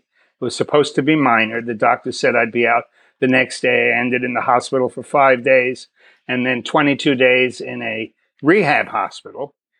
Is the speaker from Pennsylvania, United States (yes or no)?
no; New York City, New York, United States; born there; also born or lived in Long Island / Miami Beach; now in Texas, United States; So I was born in New York City. We moved around a lot. Crazy household. Mother is an alcoholic. She left me with my grandparents. I lived in New York, Long Island, Miami Beach.